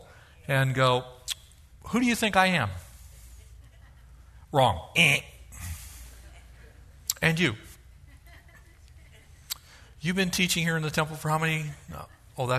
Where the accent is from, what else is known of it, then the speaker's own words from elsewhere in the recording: Southern California, United States; I grew up here in Southern California when we still had farm animals